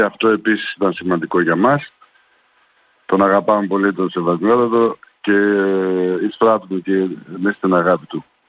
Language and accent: Greek; Greece; είμαστε τρίτη γενιά και έχουμε γεννηθεί εδώ και είμαστε Έλληνες κατά, ε, κατά την τελειότητα